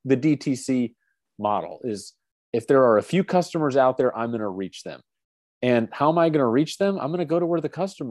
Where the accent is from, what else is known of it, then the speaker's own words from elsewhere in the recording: Alpharetta, Georgia, United States; I grew up in Alpharetta, Georgia